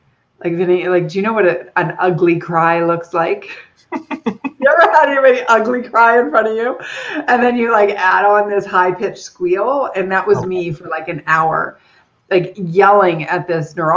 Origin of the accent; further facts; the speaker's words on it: Erie Beach, Ontario, Canada; I'm Canadian, so I grew up in a little village called Erie Beach, down by, so if you imagine Detroit and Toronto, I'm a little closer to Detroit than Toronto